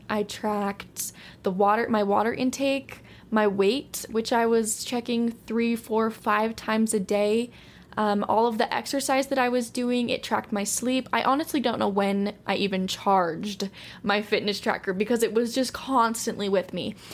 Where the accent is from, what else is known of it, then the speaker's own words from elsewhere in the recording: Utah, United States; I'm from Utah, still living here